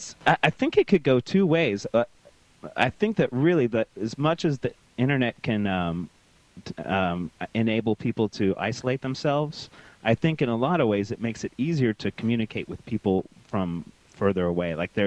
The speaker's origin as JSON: {"language": "English", "town": "Tyler", "region": "Texas", "country": "United States", "tie": "born or raised there", "lives_now": "Houston, United States", "said": "I actually lived in Tyler, which is in East Texas, and it's a smaller city, and it's very very conservative and run much by the Baptist churches."}